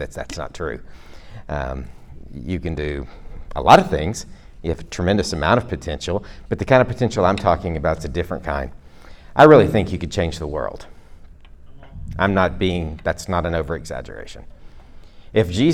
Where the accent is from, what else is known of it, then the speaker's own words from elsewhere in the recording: Georgia, United States; I'm from Georgia